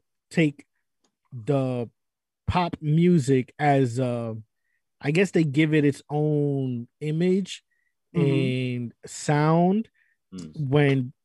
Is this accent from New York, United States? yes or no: yes; New York City, New York, United States; moved away; also born or lived in Jersey City, New Jersey; I'm from the Bronx